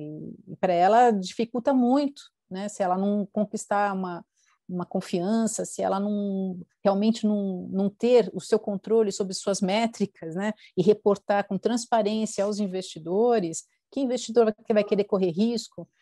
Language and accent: Portuguese; Brazil; como brasileiros